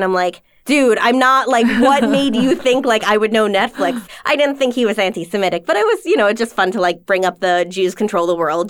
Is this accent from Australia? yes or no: no; New York, United States; Long Island.